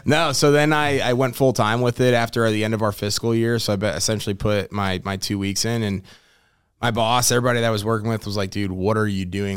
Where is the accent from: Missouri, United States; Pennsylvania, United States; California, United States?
Missouri, United States; St. Louis; born and raised in St. Louis, Missouri, uh, lived there pretty much my entire life.